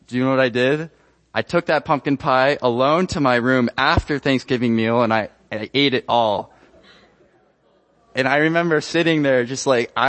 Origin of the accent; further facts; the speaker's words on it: Ecuador; moved away as an adult; I was born and raised in Ecuador. I spent 18 years there